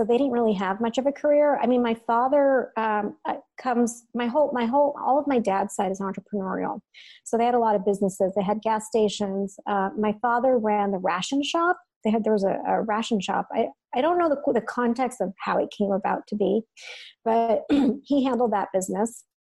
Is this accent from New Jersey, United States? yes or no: yes; Jersey City, New Jersey, United States; generation born in America, and of South Asian descent, and grew up in a city called Jersey City, New Jersey.